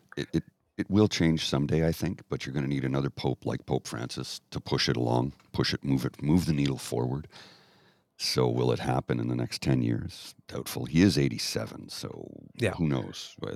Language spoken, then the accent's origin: English; Canada; I grew up in Canada